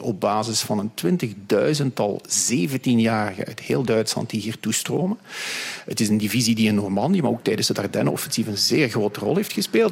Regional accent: Hasselt, Flanders, Belgium; moved away as an adult; also born or lived in United States / Switzerland / Australia; ik ben zelf van Hasselt

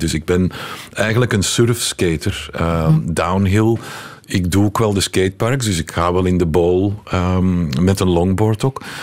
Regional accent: Leuven, Flanders, Belgium; moved away as an adult; also born or lived in Moscow, Russia; ik ben opgegroeid in Heverly Hills, Leuven

